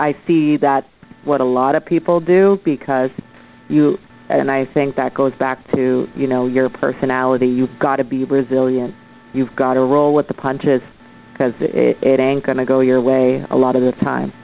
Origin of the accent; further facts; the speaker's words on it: Oshawa, Ontario, Canada; now in Vancouver, Canada; I'm originally from Oshawa, Ontario. I moved across Canada to Vancouver, BC, and set up shop